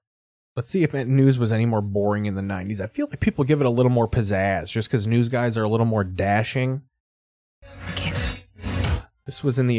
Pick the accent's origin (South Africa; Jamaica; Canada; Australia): Australia; now in Miami, United States; I'm an Australian guy in Miami, that's real crazy, right?